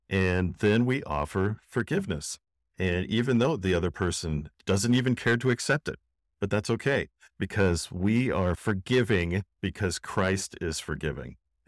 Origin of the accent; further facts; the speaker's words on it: Washington, United States; I am from Seattle Seahawks country.